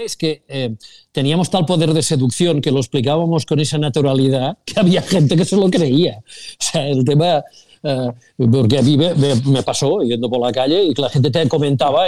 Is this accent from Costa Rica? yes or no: no; Sabadell, Catalonia, Spain; los que somos de Sabadell